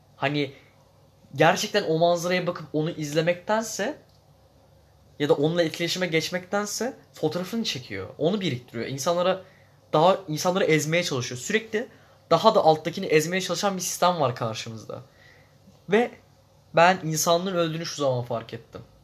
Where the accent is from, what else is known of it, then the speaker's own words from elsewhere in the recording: Zonguldak, Turkey; moved away; also born or lived in İzmir; ben İzmir'de doğdum. Zonguldak'ta büyüdüm belli bir yaşıma kadar.